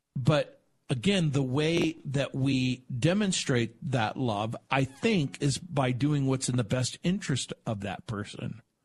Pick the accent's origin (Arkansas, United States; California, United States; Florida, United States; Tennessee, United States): California, United States; Southern; also born or lived in New Orleans, Louisiana, United States / San Francisco, California, United States; I was born in New Orleans, raised in Southern California, went to the University of San Francisco